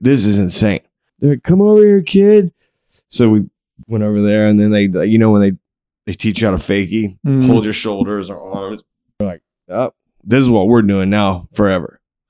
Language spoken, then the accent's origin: English; Wilmington, North Carolina, United States; also born or lived in Abingdon, Virginia; I was born in the Abingdon, Virginia, which is in the Appalachian Mountains. But at 7, my parents separated and my mother moved us to the beach. So we moved to Wilmington, North Carolina.